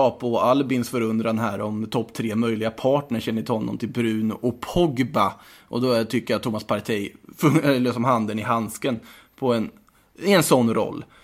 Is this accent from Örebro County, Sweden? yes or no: no; Östergötland, Sweden; accent: Östgötska; hunnit tröttna på min östgötska